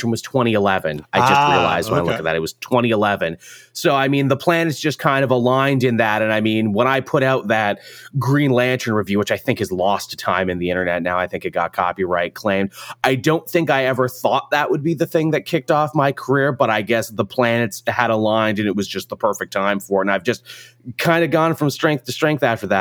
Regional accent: Canada; I'm Canadian, in case people didn't know, I'm from the Great White North

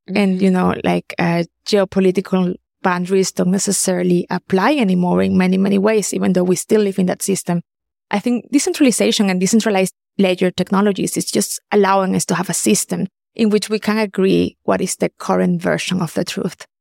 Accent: Caracas, Capital District, Venezuela; moved away as an adult; also born or lived in Germany; I'm originally from Caracas, Venezuela.

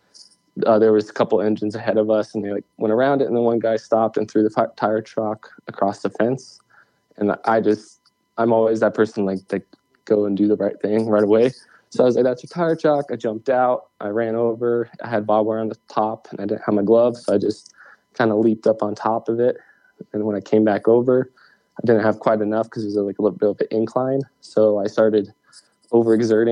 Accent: Wyoming, United States; I was born in Wyoming. I was raised in Wyoming.

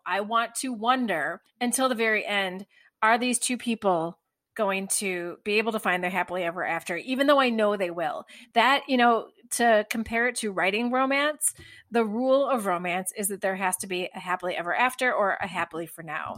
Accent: United States; as an American viewer

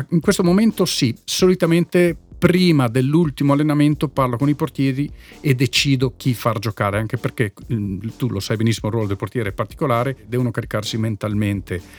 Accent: Trentino-Alto Adige, Italy; No, beh, io sono chiaramente legato al Fassa perché sono cresciuto nel Fassa

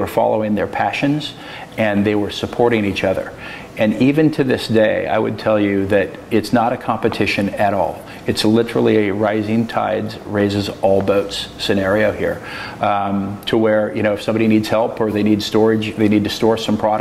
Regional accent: Grants Pass, Oregon, United States; also born or lived in Washington / California; now in Portland, United States; I was raised in Grants Pass, Oregon

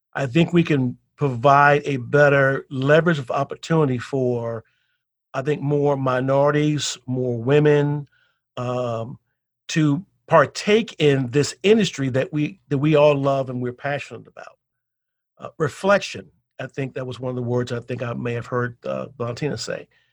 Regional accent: Chicago, Illinois, United States; growing up in the South Side of Chicago in the 60s

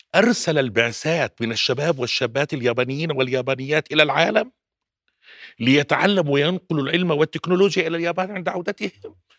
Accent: Jordan; عندنا بالأردن

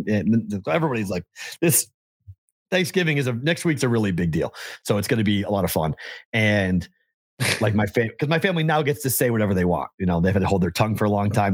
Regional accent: Andover, Massachusetts, United States; moved away as an adult; also born or lived in Des Moines; my hometown of Andover, Mass

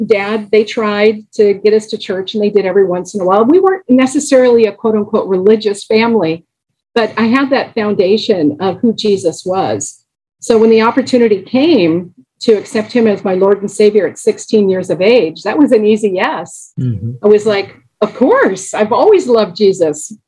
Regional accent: Los Angeles, California, United States; I grew up in Los Angeles

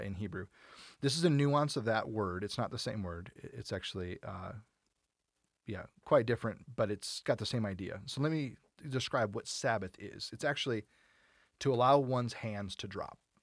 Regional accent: United States; we're American

